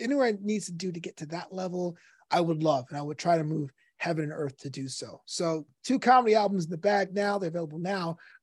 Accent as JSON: {"language": "English", "town": "New York City", "region": "New York", "country": "United States", "tie": "born or raised there", "moved": "as an adult", "lives_now": "Los Angeles, United States", "said": "Brooklyn was my third parent. It raised me."}